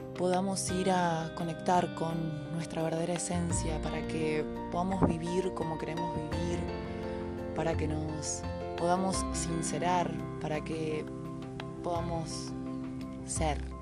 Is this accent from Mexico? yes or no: no; Argentina; Soy argentina